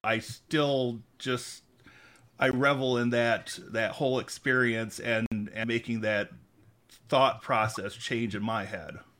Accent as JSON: {"language": "English", "town": "Mulliken", "region": "Michigan", "country": "United States", "tie": "born or raised there", "also_born_or_lived": "Lansing, Michigan", "said": "I was actually born in Lansing, but I grew up in Mulliken, went to Grand Ledge schools."}